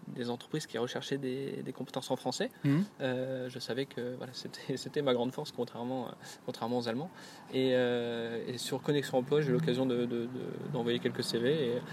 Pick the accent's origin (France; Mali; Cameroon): France; first language French; moved away as an adult; also born or lived in Brittany; now in Germany; j'arrivais en tant que Français et le seul de l'entreprise